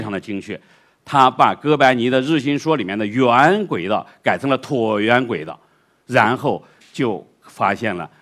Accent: China; 我们中国

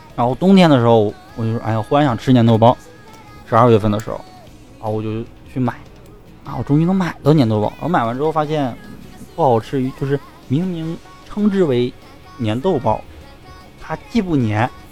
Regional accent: Songyuan, Jilin, China; moved away; 我们丰原这边

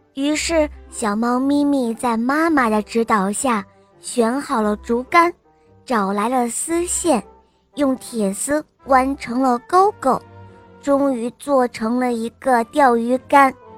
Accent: Shanghai, China; 我今年五岁了，我来自上海

